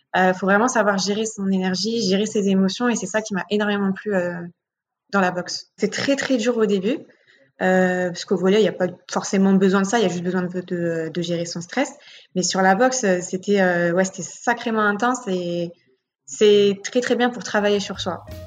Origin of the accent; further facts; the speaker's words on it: Paris, Île-de-France, France; J'ai grandi à Paris dans le 18e et je suis toujours encore actuellement